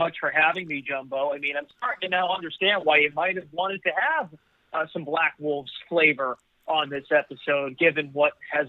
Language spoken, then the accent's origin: English; Massachusetts, United States; I live just outside of Boston. I grew up in Massachusetts, 2 hours from Mohegan Sun